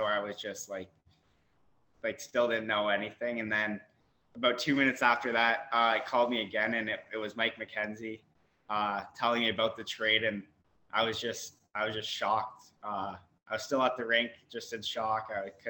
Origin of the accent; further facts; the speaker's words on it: Kitchener, Ontario, Canada; basically my whole life, ever since I started playing, it's been in Kitchener, KMHA hockey all the way up.